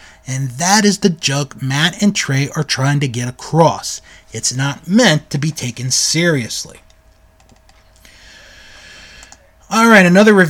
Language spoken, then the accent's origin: English; United Kingdom; But, being British, watching anything to do with U.S. sports bores me rigid.